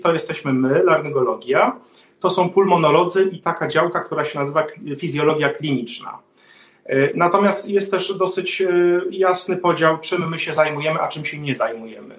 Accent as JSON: {"language": "Polish", "town": "Warsaw", "region": "Masovian Voivodeship", "country": "Poland", "tie": "born or raised there", "moved": "as an adult", "lives_now": "Sweden", "said": "jestem warszawiakiem z urodzenia"}